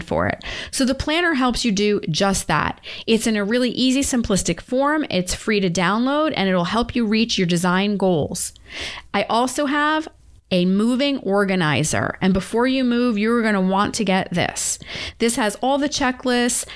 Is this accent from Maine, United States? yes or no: yes; Maine, United States; now in Connecticut, United States; I grew up there and my family's still there